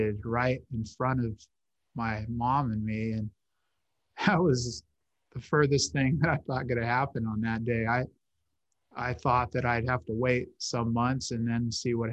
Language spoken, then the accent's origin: English; Hanford, California, United States; I was raised by her and my grandparents in my hometown of Hanford